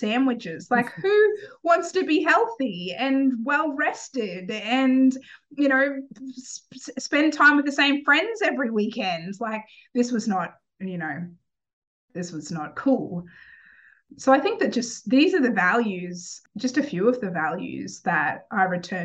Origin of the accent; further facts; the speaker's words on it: Cooran, Queensland, Australia; I grew up in Australia. I grew up in a little town called Corran, which had about 1,400 or so people in it when I was growing up. It was off the coast of the Sunshine Coast in Australia.